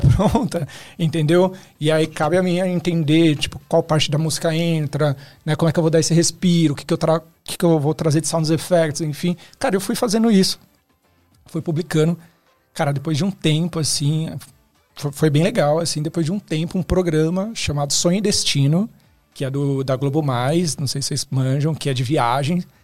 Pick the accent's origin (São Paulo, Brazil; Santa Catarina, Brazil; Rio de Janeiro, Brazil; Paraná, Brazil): São Paulo, Brazil; Osasco; diretamente de Osasco